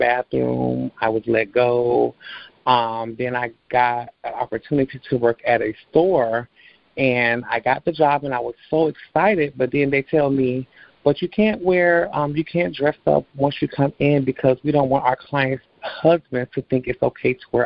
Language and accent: English; Orlando, Florida, United States; I was born and raised here in Orlando, Florida